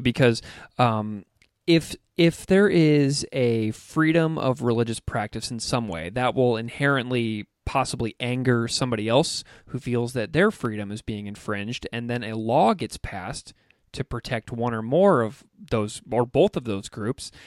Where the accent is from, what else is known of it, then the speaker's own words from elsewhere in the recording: Missouri, United States; I grew up in Missouri